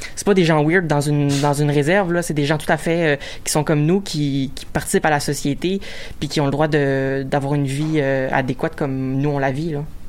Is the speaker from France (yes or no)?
no; Joliette, Quebec, Canada; je viens de Joliette